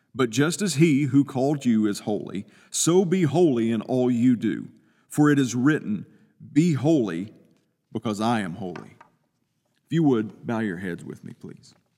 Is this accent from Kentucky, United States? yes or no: yes; Eastern Kentucky, United States; I'm from Eastern Kentucky.